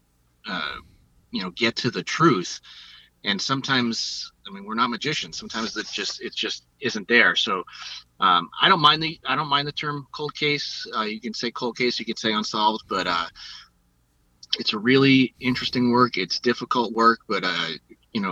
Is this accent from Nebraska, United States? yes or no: no; Rhode Island, United States; now in Los Angeles, United States; I grew up in Rhode Island